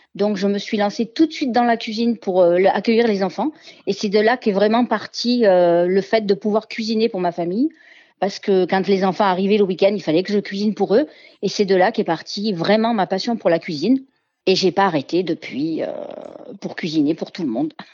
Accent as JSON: {"language": "French", "town": "Marseille", "region": "Provence-Alpes-Côte d'Azur", "country": "France", "tie": "born or raised there", "also_born_or_lived": "Montélimar / Ardèche", "said": "je suis née à Montélimar, mais j'ai toujours vécu à Marseille"}